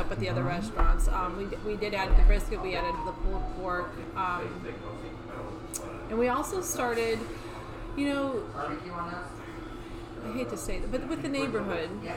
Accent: Canton, Ohio, United States; I grew up in Canton

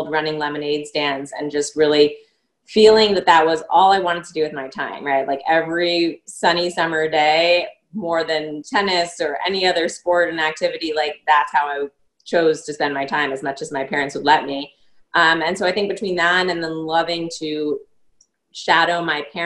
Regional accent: New York, United States; growing up in New York

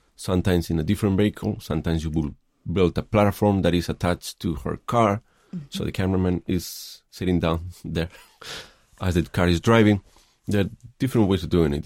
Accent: Madrid, Community of Madrid, Spain; moved away as an adult; also born or lived in Los Angeles, United States; now in San Francisco, United States; I grew up in Madrid

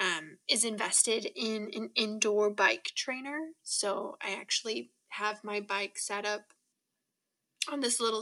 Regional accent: Utah, United States; moved away as an adult; now in Oregon, United States; growing up in Utah, I have enormous mountains, but we didn't have a lot of water

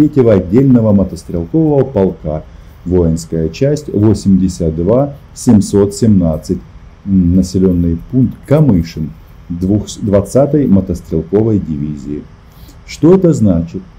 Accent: Ukraine; Мы из Украины

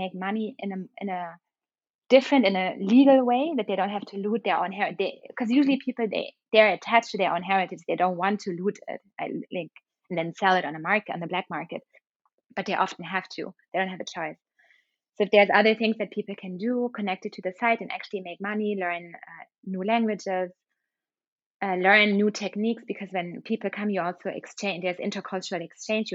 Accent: Germany; moved away; also born or lived in London; when I was a child in Germany

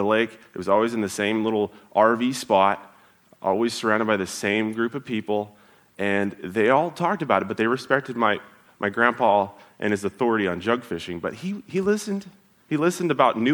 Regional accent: Oklahoma, United States; moved away; Growing up, so I'm from Oklahoma

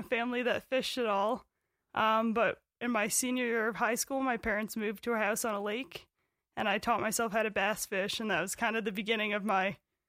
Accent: Poughkeepsie, New York, United States; moved away as an adult; also born or lived in South Dakota; now in Montana, United States; I'm from Poughkeepsie, New York, originally.

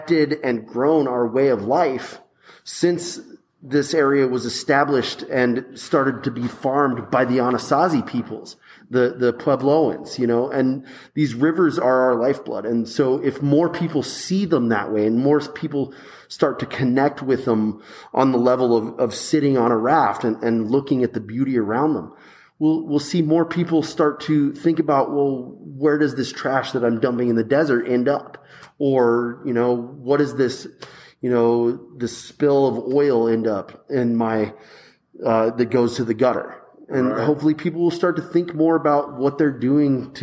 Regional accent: Flora Vista, New Mexico, United States; I grew up in Flora Vista

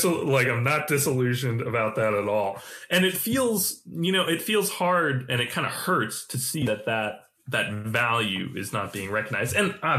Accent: China; I went to China. I grew up in China. You know, I went and studied at like a local school, and that's appealing.

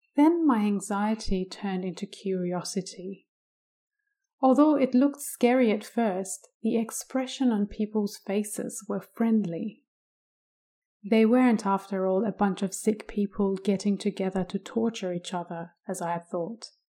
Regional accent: Iran; I was born in Iran in nineteen eighty-three

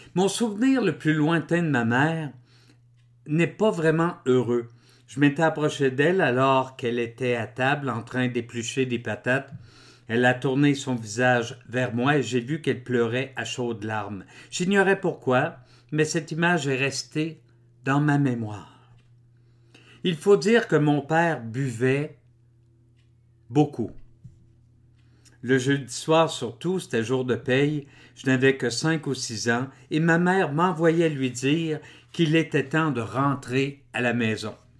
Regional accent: Drummondville, Quebec, Canada; Je suis né en 1960 à Drummondville

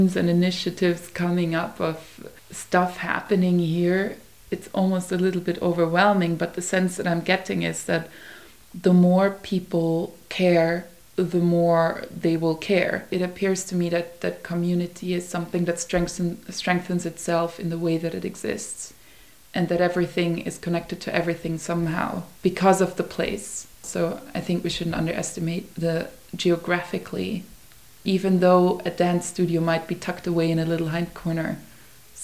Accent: Vienna, Austria; moved away; I grew up in Vienna, where you don't even say hi to your neighbor when you walk past

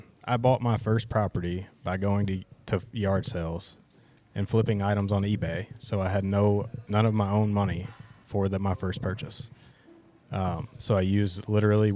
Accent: Mississippi, United States; moved away as an adult; now in St. Louis, United States; born and raised in Mississippi. Moved to St. Louis about 4 years ago.

